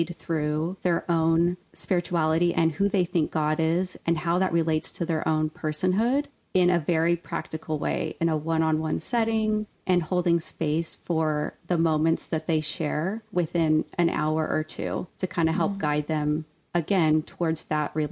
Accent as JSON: {"language": "English", "town": "Ojai", "region": "California", "country": "United States", "tie": "born or raised there", "said": "I was raised in Ojai, California"}